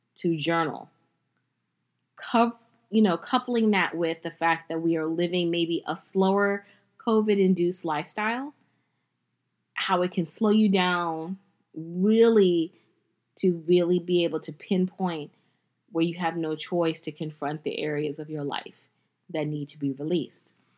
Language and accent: English; United States; as an American